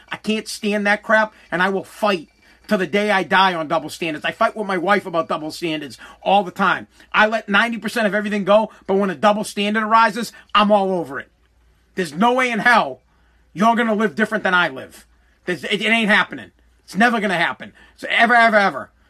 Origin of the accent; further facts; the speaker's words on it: Boston, Massachusetts, United States; accent: Boston; I got a Boston accent. I'm from Boston